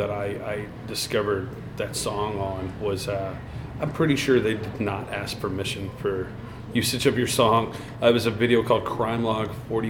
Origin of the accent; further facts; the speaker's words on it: Louisiana, United States; moved away; I grew up in Louisiana.